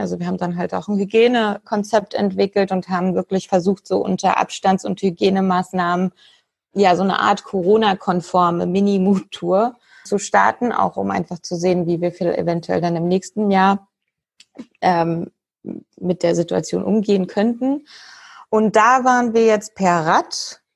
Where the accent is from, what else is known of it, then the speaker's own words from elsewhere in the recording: Berlin, Germany; Ich komme aus Berlin oder spreche jetzt auch gerade aus Berlin